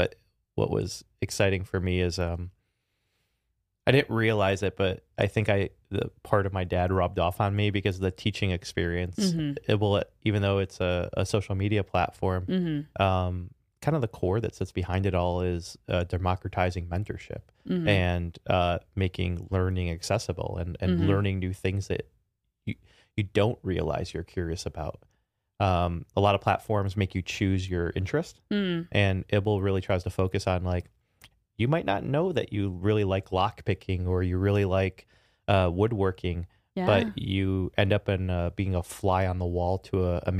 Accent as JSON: {"language": "English", "town": "Chicago", "region": "Illinois", "country": "United States", "tie": "born or raised there", "said": "Chicago. So I grew up in the south side of Chicago and had a phenomenal family."}